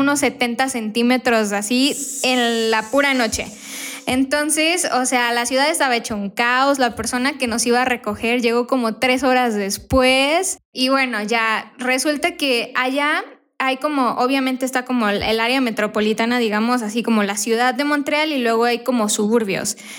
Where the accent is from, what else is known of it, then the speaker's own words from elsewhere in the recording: Querétaro, Mexico; moved away as an adult; also born or lived in Tijuana / Canada; now in Phoenix, United States; tenía como nueve años cuando nos venimos de Tijuana a Querétaro.